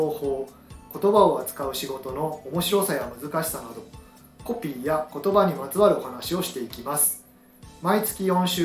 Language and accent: Japanese; Kansai, Japan; 僕の出身が関西